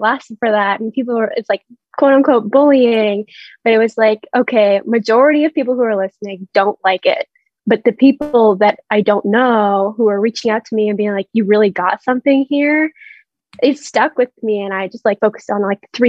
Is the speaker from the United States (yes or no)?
no; Vancouver, British Columbia, Canada; we're all from like the same city